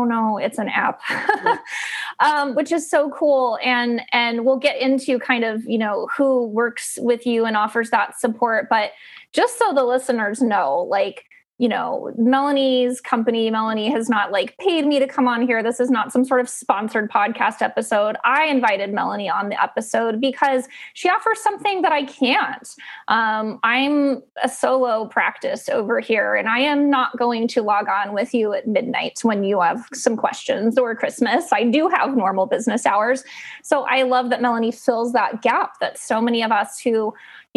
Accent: Columbus, Ohio, United States; I was born in Columbus

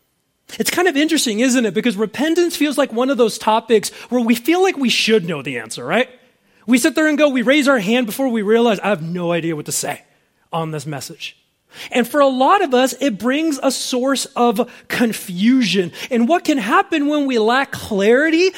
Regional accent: Southern California, United States; I grew up in Southern California

